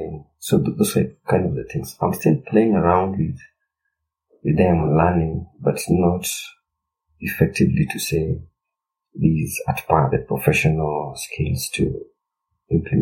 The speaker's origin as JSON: {"language": "English", "country": "Kenya"}